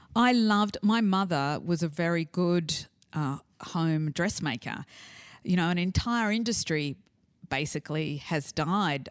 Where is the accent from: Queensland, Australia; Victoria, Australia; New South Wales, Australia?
New South Wales, Australia; Sydney; I was brought up in the North Shore in the seventies in Australia, and I was bilingual